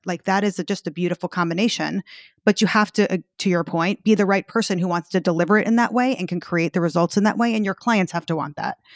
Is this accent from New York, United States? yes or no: yes; New York, United States; I'm from New York.